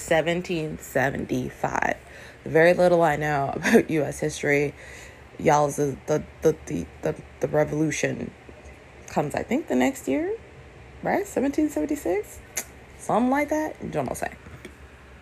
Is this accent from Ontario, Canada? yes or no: yes; Toronto, Ontario, Canada; moved away as an adult; also born or lived in Brooklyn, New York City, United States; now in New York City, United States; we moved as a family to Toronto. So I grew up in and I was five. So I grew up in Canada